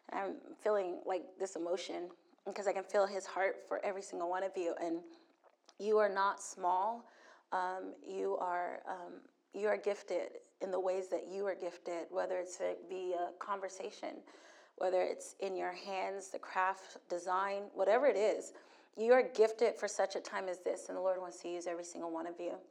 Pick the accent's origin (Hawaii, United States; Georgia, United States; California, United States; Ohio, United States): Hawaii, United States; also born or lived in Germany / Virginia Beach; now in Texas, United States; as he said. I'm, um, um, I'm from, let's see, I was born in Germany, raised in Hawaii, was in. Um, was in Virginia Beach for 22 years, then Orlando for a year, and I just moved to Texas.